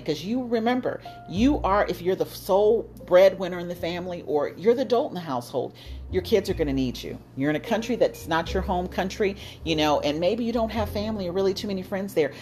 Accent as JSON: {"language": "English", "country": "United States", "moved": "as an adult", "said": "It was totally different than the United States where I'm from. My home country is the United States"}